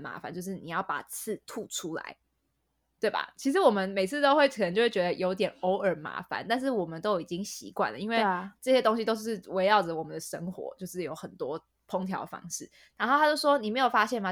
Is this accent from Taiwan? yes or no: yes; Taiwan; also born or lived in United Kingdom; 我身为一个台湾人